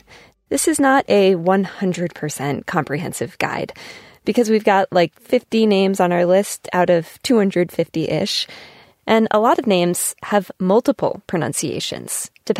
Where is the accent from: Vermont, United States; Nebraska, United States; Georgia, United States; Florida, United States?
Vermont, United States; I grew up here, and there are some real sneakers on the Vermont map.